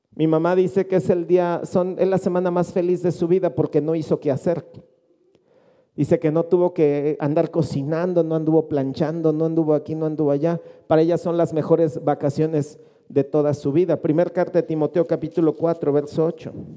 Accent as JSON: {"language": "Spanish", "country": "Mexico", "said": "Nosotros habitualmente como mexicanos"}